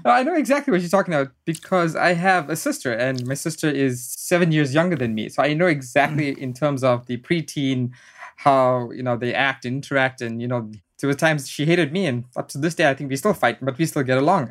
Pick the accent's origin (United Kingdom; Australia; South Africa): South Africa; moved away as an adult; now in United States; education was a big driving force growing up in South Africa.